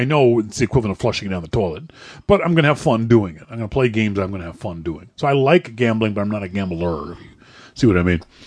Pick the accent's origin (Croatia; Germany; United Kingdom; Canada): Canada; Halifax, Nova Scotia; I'm from Halifax, this is a four hundred year old city